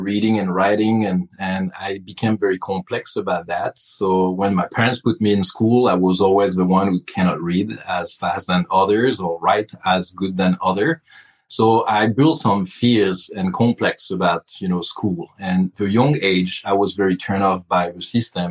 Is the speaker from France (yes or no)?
yes; Burgundy, Bourgogne-Franche-Comté, France; English is a second language; moved away as an adult; now in United States; I grew up in Burgundy